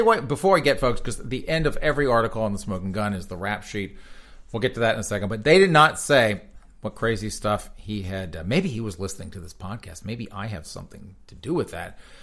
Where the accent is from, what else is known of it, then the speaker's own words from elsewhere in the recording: United States; I'm American